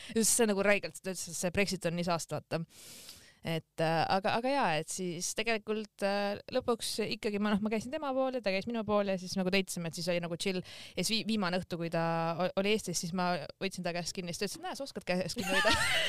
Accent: Estonia; ma ikkagi olen eestlane

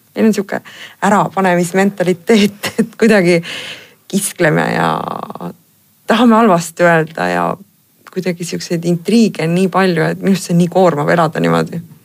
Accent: Pärnu, Pärnu County, Estonia; ma olen ise Pärnust pärit

